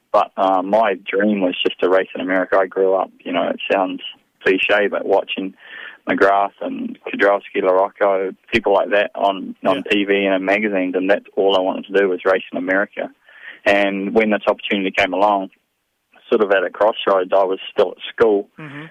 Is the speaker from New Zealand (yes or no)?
yes; New Zealand; moved away as an adult; I grew up and growing up in New Zealand